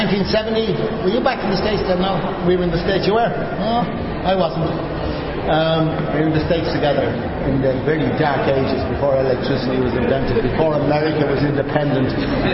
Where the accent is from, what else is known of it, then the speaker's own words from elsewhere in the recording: Ireland; We're Irish